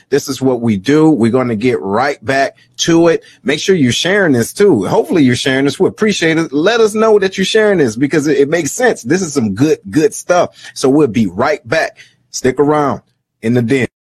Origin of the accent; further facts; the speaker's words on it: Detroit, Michigan, United States; I'm originally from Detroit